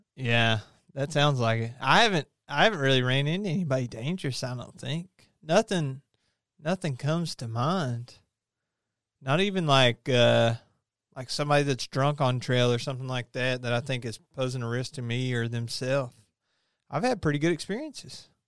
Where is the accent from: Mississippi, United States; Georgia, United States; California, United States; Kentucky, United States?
Kentucky, United States; I didn't choose to be born and raised in Kentucky